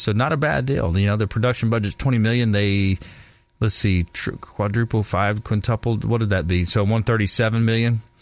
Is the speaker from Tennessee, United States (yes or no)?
no; LaBelle, Florida, United States; my hometown, uh, LaBelle